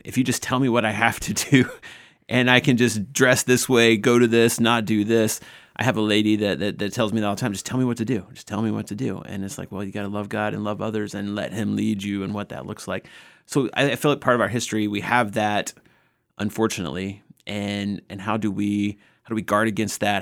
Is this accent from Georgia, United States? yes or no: yes; Northwest Georgia, United States; I grew up in Northwest Georgia, a small church